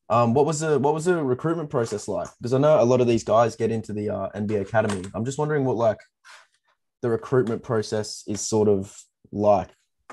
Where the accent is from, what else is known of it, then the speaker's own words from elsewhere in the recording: Queensland, Australia; I'm from Queensland.